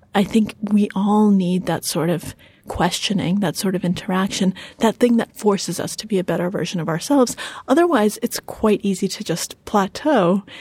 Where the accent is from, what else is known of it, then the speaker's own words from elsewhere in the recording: United States; English is a second language; we came to the United States when I was four years old and I didn't speak a word of English.